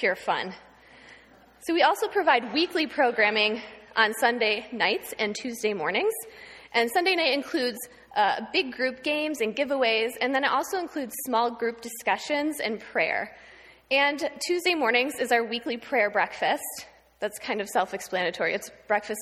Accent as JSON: {"language": "English", "town": "Houghton", "region": "New York", "country": "United States", "tie": "born or raised there", "said": "I grew up in Houghton, just down the street. I went to Fillmore Central School from kindergarten through 12th grade."}